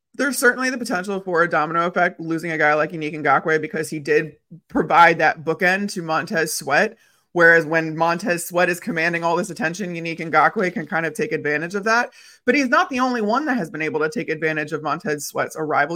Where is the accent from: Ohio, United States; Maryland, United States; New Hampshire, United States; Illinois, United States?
Illinois, United States; Chicago; I grew up in Chicago